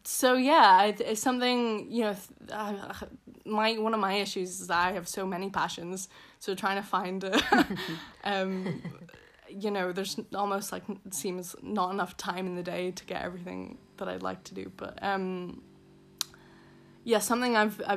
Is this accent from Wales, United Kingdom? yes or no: no; Belfast, Northern Ireland, United Kingdom; accent: posh Belfast; moved away; I'm from Belfast originally. The posh part of Belfast. So I also have a posh Belfast accent.